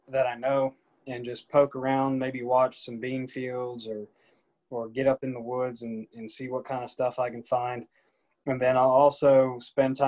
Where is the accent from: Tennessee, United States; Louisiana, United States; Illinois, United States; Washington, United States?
Tennessee, United States; Nashville; I'm from the Nashville area, grew up here